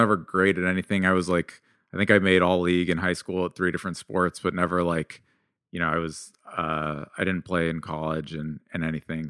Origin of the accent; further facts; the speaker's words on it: suburb of San Jose, California, United States; also born or lived in Mountain View, California / South Bend, Indiana; I was born in Mountain View, but I grew up in a town, like, another suburb of San Jose, California